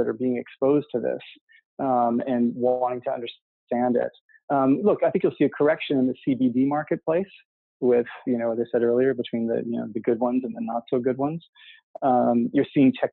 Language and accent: English; Canada; moved away; I grew up in Canada